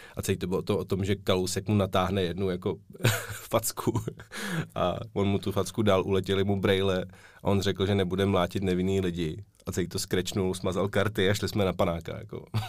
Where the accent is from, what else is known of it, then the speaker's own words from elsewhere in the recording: Prague, Czechia; oba jsme rozený Pražáci